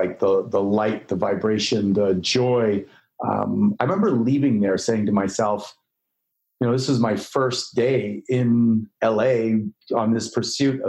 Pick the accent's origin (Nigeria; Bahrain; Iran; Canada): Canada; moved away as an adult; now in Los Angeles, United States; I grew up in Canada